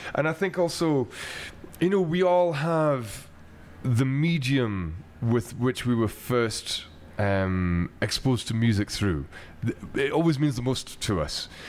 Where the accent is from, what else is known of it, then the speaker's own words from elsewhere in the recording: Glasgow, Scotland, United Kingdom; what I grew up with in Glasgow